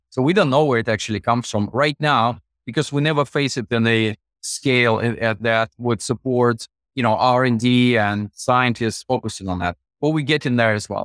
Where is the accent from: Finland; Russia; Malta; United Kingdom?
Russia; Russian Far East; moved away as an adult; also born or lived in Moscow, Russia; my hometown, fifteen thousand people, was closer to Japan across the Japanese Sea, Far East of Russia